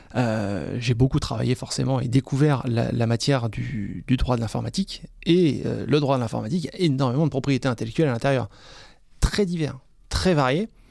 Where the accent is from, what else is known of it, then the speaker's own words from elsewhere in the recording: France; also born or lived in Reims / Strasbourg / Scotland; quand on est français en Écosse